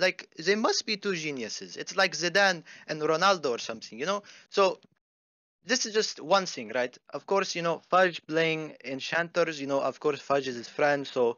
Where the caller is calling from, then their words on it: Phoenix, Arizona, United States; Phoenix, Arizona.